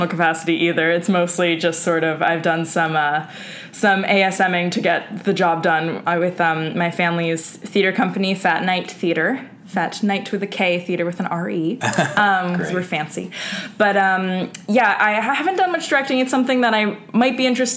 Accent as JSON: {"language": "English", "town": "New York City", "region": "New York", "country": "United States", "tie": "born or raised there", "said": "I grew up in Hell's Kitchen, Manhattan"}